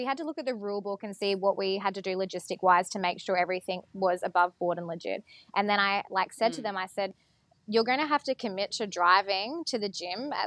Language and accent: English; Mackay, Queensland, Australia; I am from Mackay, I've lived there for 20 years